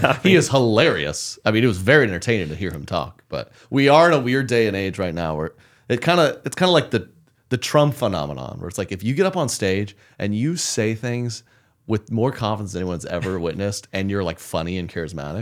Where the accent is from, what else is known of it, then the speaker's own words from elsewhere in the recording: Oklahoma City, Oklahoma, United States; moved away; my Oklahoma City, my hometown show